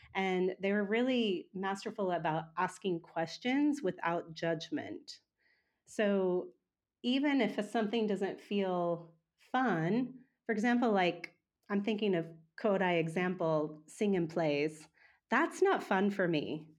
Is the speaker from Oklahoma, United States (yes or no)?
yes; Oklahoma, United States; moved away; also born or lived in Wagoner; I was born and raised in Oklahoma, um, so I've been in Oklahoma most of my life, or for the first half of my life.